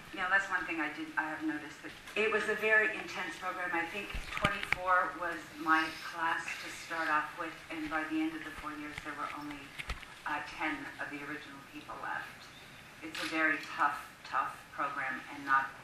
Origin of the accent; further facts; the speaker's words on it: Newport Beach, California, United States; moved away as an adult; also born or lived in New York / Key West / Moulton; I'm from Newport Beach